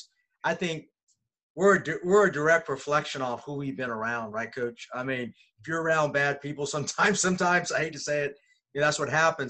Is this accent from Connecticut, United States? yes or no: no; California, United States; now in Atlanta, United States; I'm from California, but I've been always coaching in Georgia